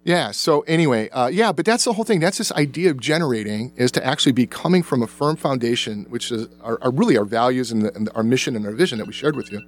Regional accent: the South, United States; I was born in the South, and I remember whites only bathrooms

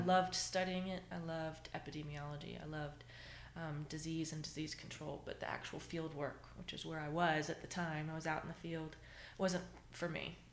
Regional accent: Jacksonville, Florida, United States; moved away as an adult; now in Virginia, United States; I grew up in Florida.

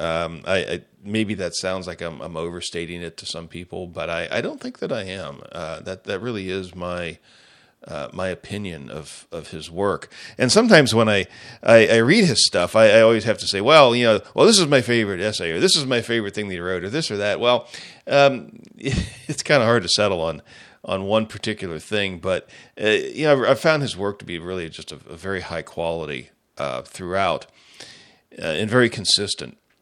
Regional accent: United States; I'm an American and I'm a Christian

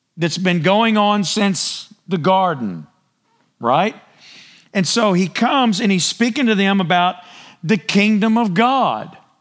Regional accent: United States

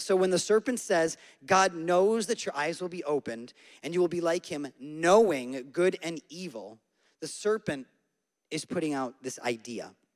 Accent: Syracuse, New York, United States; moved away; I'm from Syracuse. I was born and raised in central New York

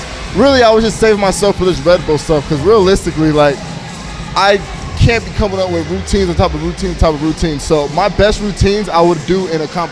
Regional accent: El Paso, Texas, United States; born or raised there; moved away as an adult; also born or lived in Kankakee, Illinois; now in San Diego, United States

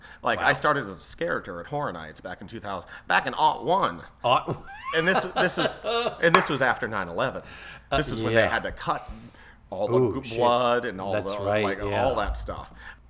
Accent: Tampa, Florida, United States; moved away as an adult; I was born in Tampa, Florida.

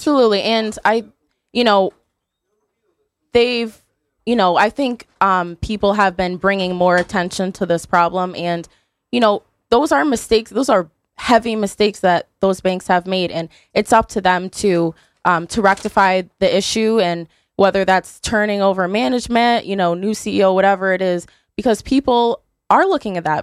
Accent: Beacon Falls, Connecticut, United States; I'm from Beacon Falls.

